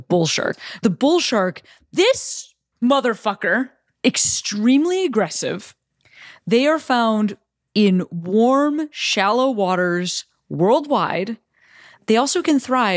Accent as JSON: {"language": "English", "region": "Illinois", "country": "United States", "tie": "born or raised there", "said": "my home state of Illinois"}